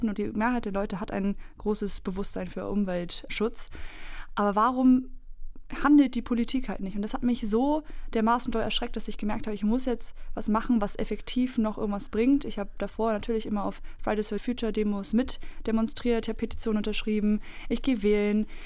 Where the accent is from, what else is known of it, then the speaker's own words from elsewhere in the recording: East Germany, Germany; Aus meiner Erfahrung in der DDR, wo ich aufgewachsen